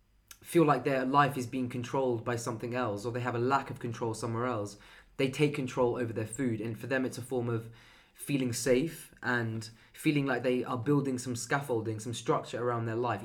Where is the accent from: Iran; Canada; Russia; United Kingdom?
Iran; Persian. It's an Eastern thing.